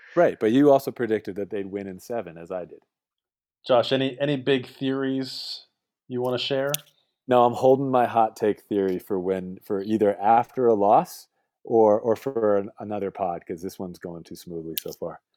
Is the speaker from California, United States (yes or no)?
no; Boston, Massachusetts, United States; moved away as an adult; now in West Coast, United States; I moved away from Boston close to 15 years ago now to live on the West Coast